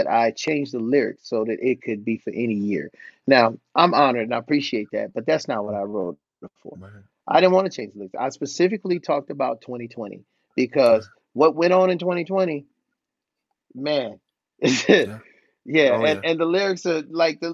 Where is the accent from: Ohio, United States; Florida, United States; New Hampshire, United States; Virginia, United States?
Ohio, United States; Cleveland; me growing up in Cleveland, Ohio